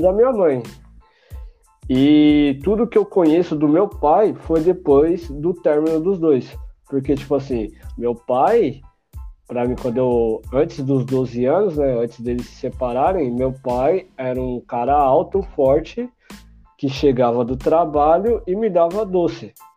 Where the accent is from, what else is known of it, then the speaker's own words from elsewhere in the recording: Guarulhos, São Paulo, Brazil; nascido e criado em Guarulhos